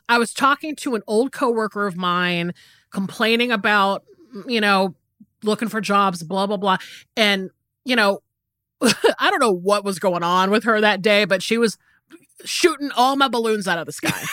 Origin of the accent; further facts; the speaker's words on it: the South, United States; I grew up in the South and it's very hot down here